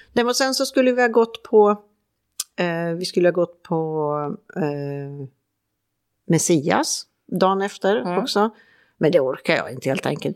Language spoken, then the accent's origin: Swedish; Färjestad, Värmland, Sweden; moved away; hemma i Färjestad